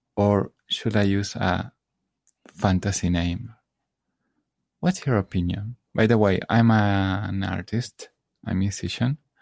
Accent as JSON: {"language": "English", "country": "Argentina", "said": "I'm from Argentina"}